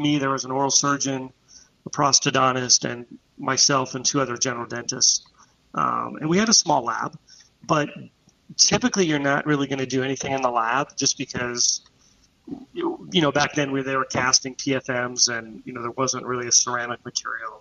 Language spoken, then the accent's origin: English; Pittsburgh, Pennsylvania, United States; now in Orlando, United States; I'm originally from Pittsburgh, Pennsylvania.